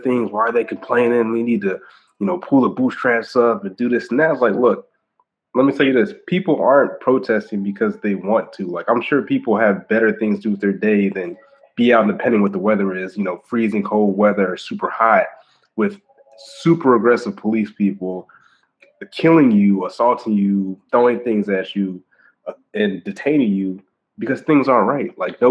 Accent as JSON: {"language": "English", "town": "Augusta", "region": "Georgia", "country": "United States", "tie": "born or raised there", "moved": "yes", "lives_now": "Florida, United States", "said": "I grew up in Augusta, Georgia"}